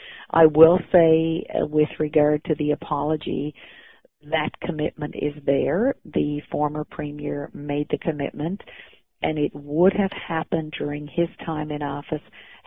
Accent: Charlottetown, Newfoundland and Labrador, Canada; as an Indigenous woman who grew up in coastal Labrador, most of my time there we were completely isolated. We didn't get the road connect out until December 2001. So born and raised in Labrador, a very proud member of the Nunatuavut

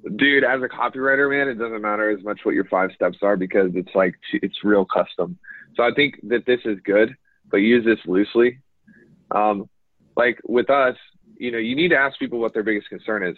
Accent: United States; accent: American; I guess I do have an accent, but it's not. It's not a cool accent. It's like an American accent.

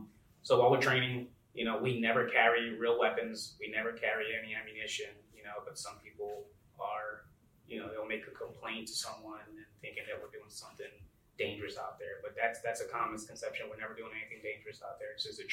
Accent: New York City, New York, United States; moved away as an adult; now in Michigan, United States; I'm originally from New York City

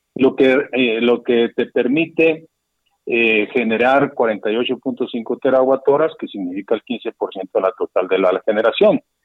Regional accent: Mexico; somos los mexicanos los que pagamos todo eso hoy

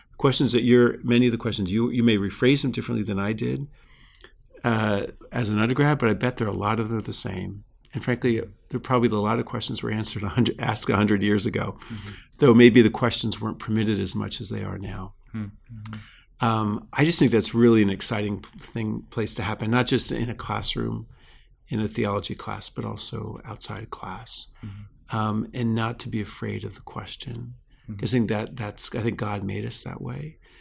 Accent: South Florida, United States; now in California, United States; I grew up in Florida, in South Florida, near the coast

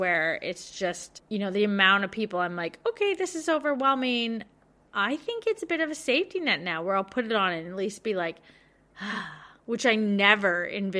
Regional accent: Victoria, Australia; So I'm thinking about this so much because I'm from Victoria and we've had, you know, the toughest restrictions out of all of Australia.

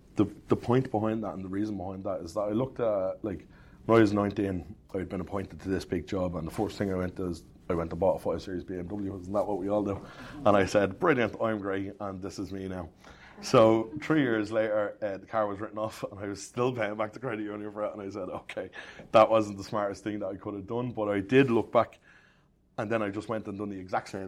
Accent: Dublin, Leinster, Ireland; I'm from Cherry Orchard in southwest Dublin.

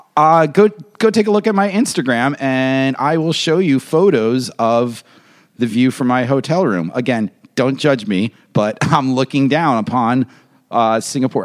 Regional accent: New York, United States; I'm a New Yorker

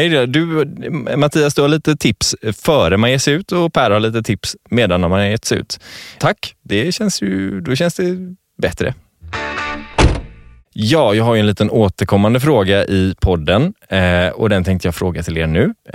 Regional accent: Gothenburg, Västra Götaland, Sweden; som göteborgare

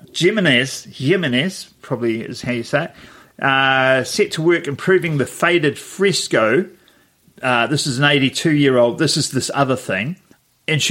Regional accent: Wellington, New Zealand; my hometown, Wellington

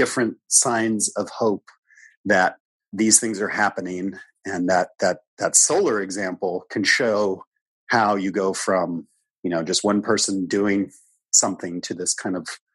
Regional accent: Midwest, United States; I grew up in the Midwest, so I was certainly raised eating a lot of meat.

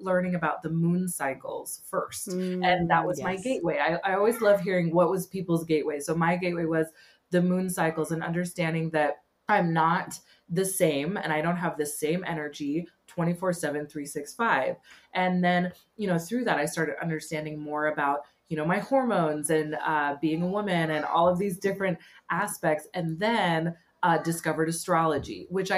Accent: California, United States; now in England, United Kingdom; I'm from California originally, but I live in England, beautiful England

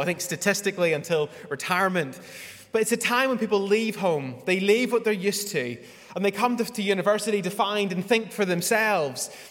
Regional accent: Northern Ireland, United Kingdom; moved away as an adult; I was raised in Northern Ireland

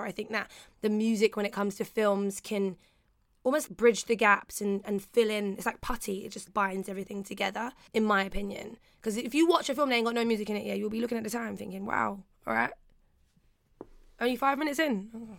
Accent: London, United Kingdom; I grew up in Peckham, so we had Peckham-plex

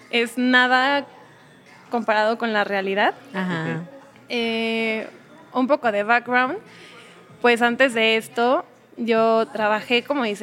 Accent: Mexico City, Mexico; now in Querétaro, Mexico; Bueno, yo llevo en Querétaro cuatro años, vengo de la Ciudad de México, soy mamá, tengo una hija de nueve años

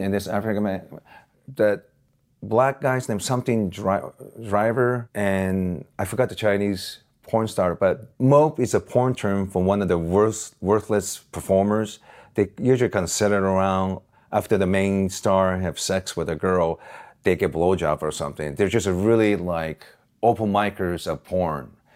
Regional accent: Osaka, Japan; now in Los Angeles, United States; that's my hometown

